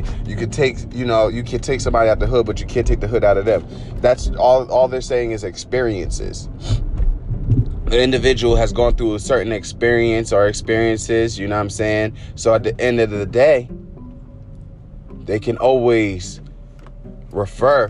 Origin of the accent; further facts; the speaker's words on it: Newark, New Jersey, United States; I lived in Newark, New Jersey. I'm from Newark and everything like that, by way of, you know, a lot of different areas in New Jersey.